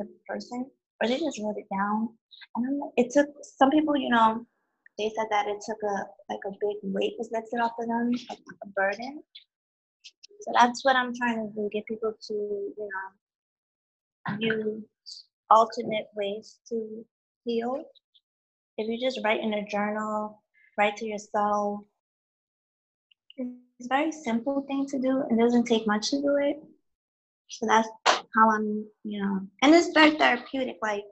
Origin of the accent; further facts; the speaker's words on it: New York City, New York, United States; I'm from New York City